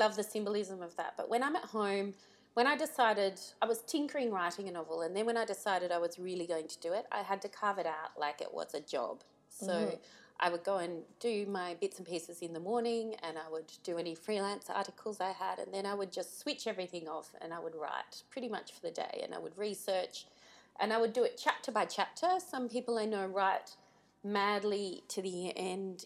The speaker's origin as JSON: {"language": "English", "town": "Tamworth", "region": "New South Wales", "country": "Australia", "tie": "born or raised there", "moved": "yes", "lives_now": "Mount Macedon, Australia", "said": "I grew up in Tamworth"}